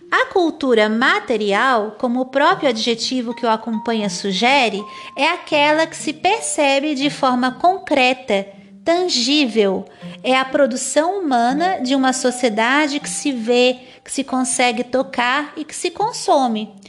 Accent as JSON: {"language": "Portuguese", "region": "Santa Catarina", "country": "Brazil", "tie": "born or raised there", "accent": "manezinha", "said": "o meu sotaque de manezinha, ainda que um pouco já agoianado para me fazer entender melhor por vocês, são patrimônios também culturais da minha terra natal."}